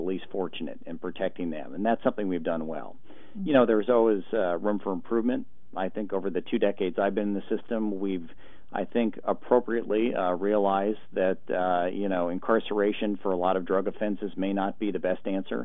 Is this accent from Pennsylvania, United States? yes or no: no; Portland, Oregon, United States; born or raised there